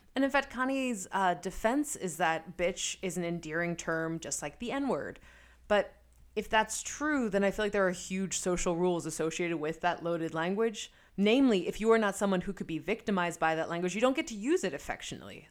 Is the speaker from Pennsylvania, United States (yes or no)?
yes; Philadelphia, Pennsylvania, United States; I grew up in Philadelphia, went to Creative and Performing Arts High School